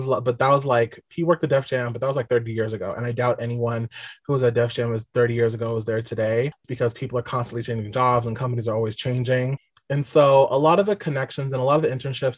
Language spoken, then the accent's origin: English; Long Island, New York, United States; I'm from Long Island, New York